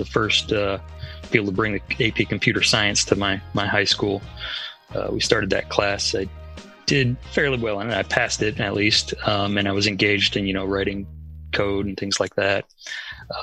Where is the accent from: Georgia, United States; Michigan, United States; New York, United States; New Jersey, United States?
Georgia, United States; Atlanta; also born or lived in Northern California, United States / Worcester, Massachusetts, United States; I did most of my growing up in Atlanta in the South. So I consider myself from the South